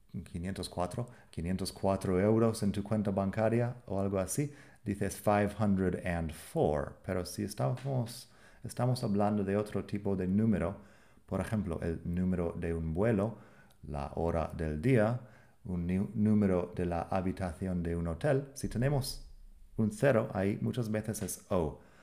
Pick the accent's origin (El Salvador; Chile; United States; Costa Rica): United States; accent: American English; En inglés americano no hacemos siempre la T fuerte